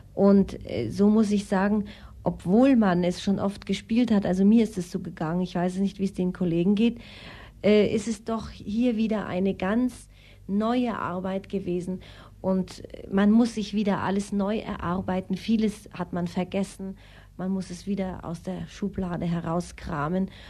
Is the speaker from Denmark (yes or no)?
no; Austria; also born or lived in Kiel, Germany; now in Munich, Germany; Ich bin in Österreich aufgewachsen